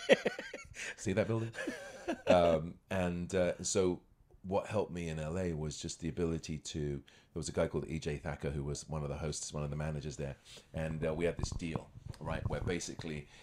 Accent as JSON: {"language": "English", "country": "United Kingdom", "tie": "born or raised there", "also_born_or_lived": "Scotland / Los Angeles, United States", "moved": "as an adult", "lives_now": "Toronto, Canada", "said": "I was born in Scotland. Grew up near London."}